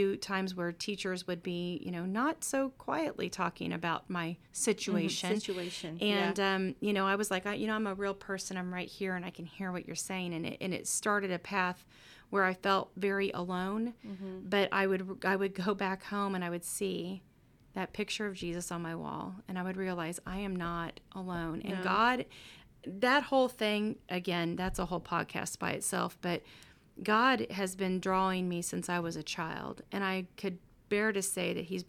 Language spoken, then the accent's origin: English; Kansas City, Missouri, United States; I'm from Kansas City. So if you know, then you know.